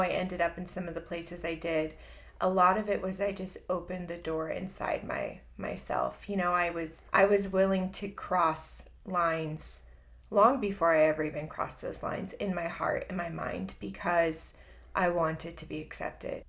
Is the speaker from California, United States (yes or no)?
yes; Southern California, United States; moved away as an adult; also born or lived in Chicago / San Diego; I grew up in Southern California.